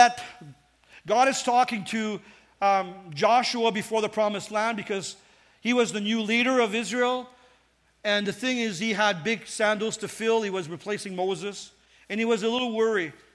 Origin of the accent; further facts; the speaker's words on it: Northern Ontario, Canada; I was raised in Northern Ontario